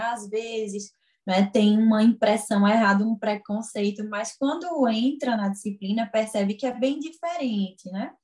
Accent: Garanhuns, Pernambuco, Brazil; moved away as an adult; now in Caruaru, Brazil; eu não sou daqui de Caruaru, que eu venho de Garanhões

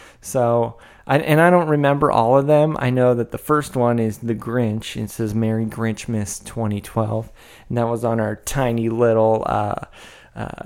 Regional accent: Northern California, United States; I'm from Northern California.

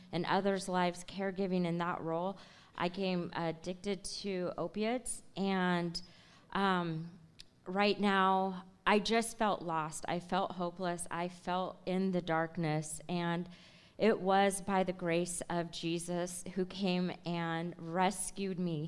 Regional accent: Tacoma, Washington, United States; I'm here from Tacoma, Washington, born and raised.

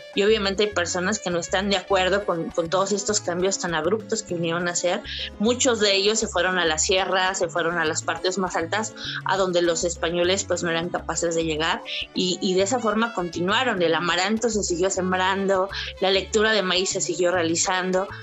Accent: Veracruz, Mexico; yo soy de Veracruz y entonces eh, Catemaco estaba cerquita

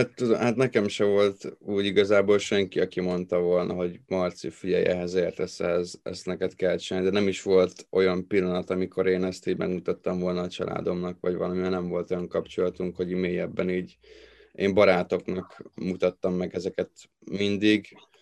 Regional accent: Tatabánya, Komárom-Esztergom, Hungary; én Tatabányáról vagyok valósi, vagy oda születtem

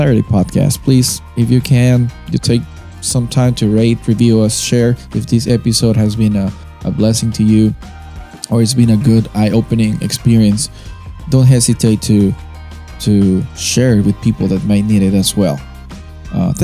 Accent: Peru; moved away; I'm coming from Peru

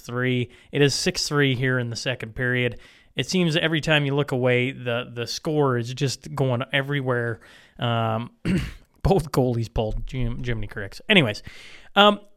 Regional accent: Hillmond, Saskatchewan, Canada; my hometown, Hillmond

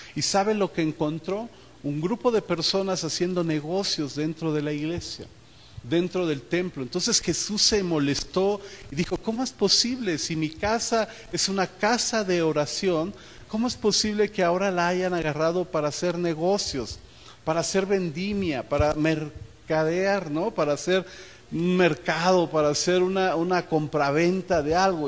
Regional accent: Mexico

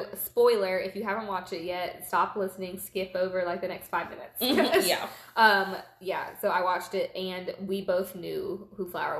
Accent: United Kingdom; Oh, yes, I'm British.

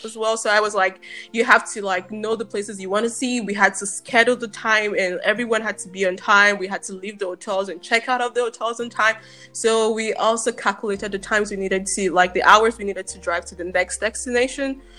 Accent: Nigeria; moved away as an adult; now in Germany; I'm Nigerian. I grew up in Nigeria.

